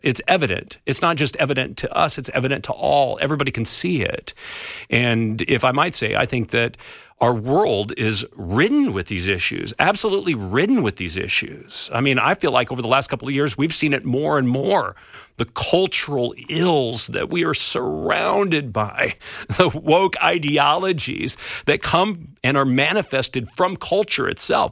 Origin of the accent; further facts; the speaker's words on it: California, United States; I grew up in California